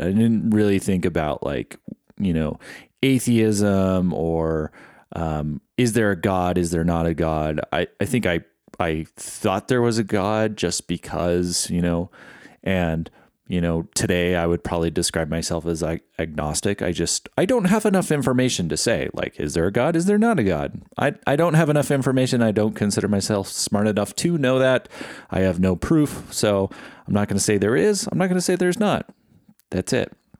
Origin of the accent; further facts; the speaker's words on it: California, United States; Growing up in California, there wasn't really a predominant religion in my life